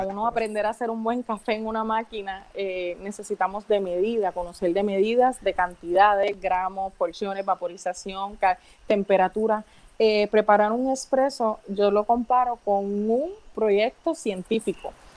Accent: Las Marías, Puerto Rico; soy nacida y criada en Las Marías

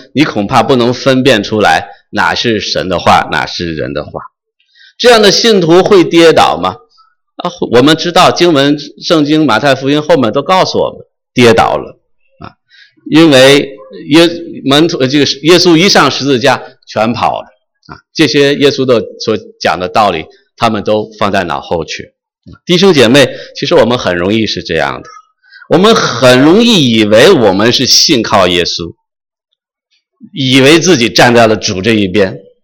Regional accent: China; moved away; 我是生在红旗下，生在新中国，长在红旗下的一个彻头彻尾受无神论教育的这么一个人

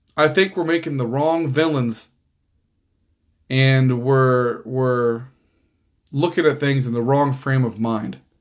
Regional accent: Kansas City, Missouri, United States; now in Overland Park, United States; I grew up in Missouri. I only live in Kansas because it's right there

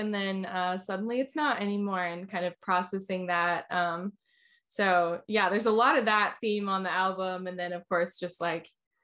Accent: Orlando, Florida, United States; also born or lived in Nashville, Tennessee; now in Asheville, United States; I'm actually originally from Orlando, Florida, is where I grew up

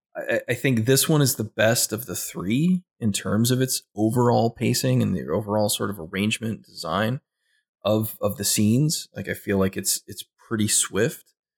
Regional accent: Midwest, United States; I'm a Midwestern boy. I grew up in the Midwest

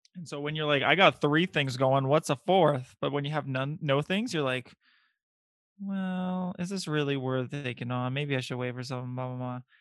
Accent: Bulgaria; I'm from Bulgaria

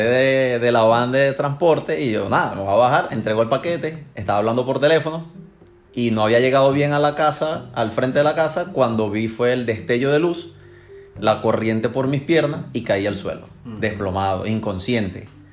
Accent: Maracaibo, Zulia, Venezuela; moved away as an adult; now in Houston, United States; soy de Maracaibo, Estado Zulia, de Venezuela. Eh, vivo en Houston, Llegué a la ciudad de Houston en julio 2017.

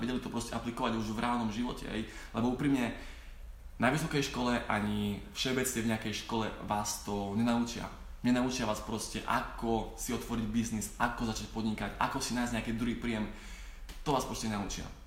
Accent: Slovakia; k nám na Slovensku

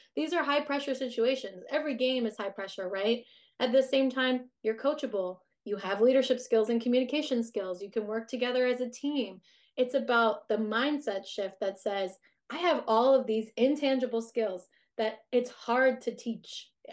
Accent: United States; we are very work centric as an American society

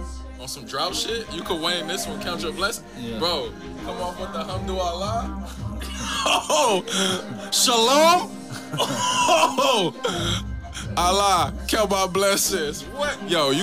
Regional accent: Compton, California, United States; moved away as an adult; also born or lived in Atlanta, Georgia; I'm really from Compton.

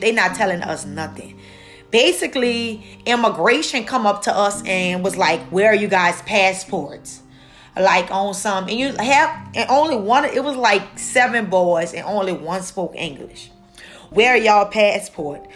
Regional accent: New Orleans, Louisiana, United States; now in New York, United States; New Orleans is my hometown.

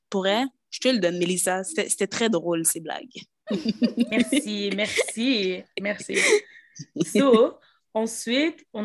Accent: Quebec, Canada; je suis québécoise

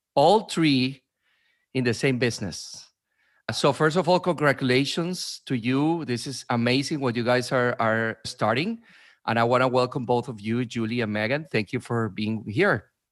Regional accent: Venezuela; also born or lived in New York / New Jersey; now in United States; I am originally from Venezuela, but I've been in, in New York, New Jersey, in different places for 16, 17 years now.

